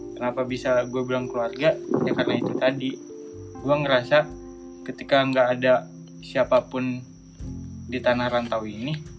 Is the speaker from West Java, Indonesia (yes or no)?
no; Padang, West Sumatra, Indonesia; moved away as an adult